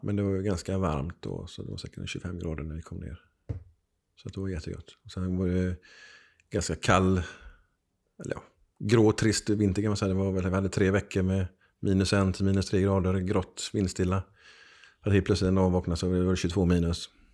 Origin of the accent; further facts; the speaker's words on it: Gothenburg, Västra Götaland, Sweden; jag är född i Backa på Hisingen.